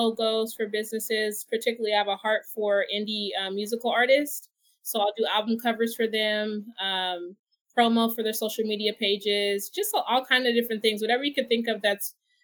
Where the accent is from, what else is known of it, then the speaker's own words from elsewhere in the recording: Northern California, United States; also born or lived in Oakland; now in Solano County, United States; I came from Northern California, and it's really country.